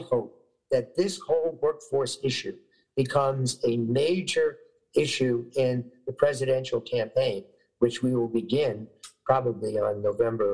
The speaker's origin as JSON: {"language": "English", "region": "New York", "country": "United States", "tie": "born or raised there", "said": "when I was growing up in New York, you know, many years ago"}